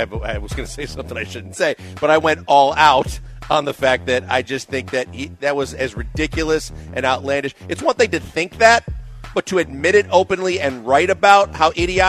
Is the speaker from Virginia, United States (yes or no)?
no; Wisconsin, United States; also born or lived in Midwest; now in Houston, United States; I'm from Wisconsin. I'm a cheese connoisseur.